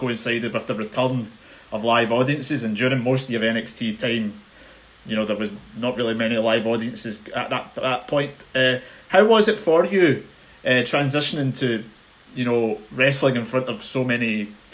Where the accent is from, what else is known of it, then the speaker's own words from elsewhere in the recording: Glasgow, Scotland, United Kingdom; I'm speaking from the Glasgow side of things